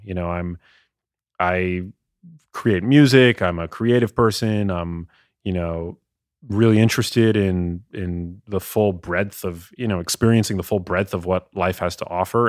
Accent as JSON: {"language": "English", "region": "New York", "country": "United States", "tie": "born or raised there", "also_born_or_lived": "Los Angeles", "said": "as a kid growing up in New York"}